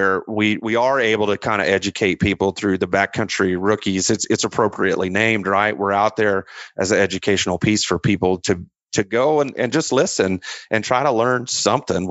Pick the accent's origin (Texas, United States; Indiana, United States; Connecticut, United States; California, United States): Indiana, United States; moved away; I grew up in Indiana.